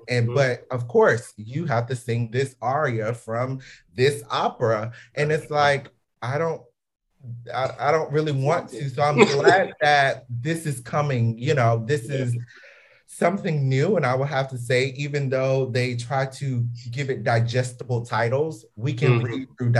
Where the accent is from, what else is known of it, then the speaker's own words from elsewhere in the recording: Atlanta, Georgia, United States; moved away; we are originally from the Atlanta area.